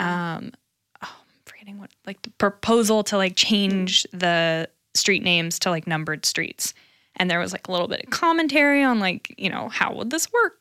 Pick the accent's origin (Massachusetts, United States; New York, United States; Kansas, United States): Kansas, United States; Lawrence; growing up in Lawrence